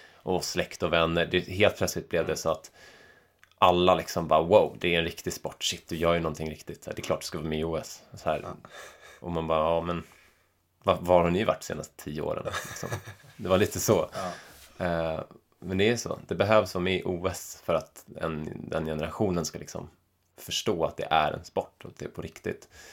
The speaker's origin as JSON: {"language": "Swedish", "town": "Stockholm", "region": "Stockholm County", "country": "Sweden", "also_born_or_lived": "Täby / Bali", "moved": "as an adult", "lives_now": "Chamonix, France", "said": "hemma i Stockholm"}